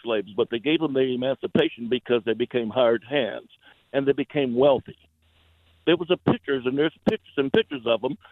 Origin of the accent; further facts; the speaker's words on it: the South, United States; now in Athens, Georgia, United States; I'm a black male, born and raised in the South.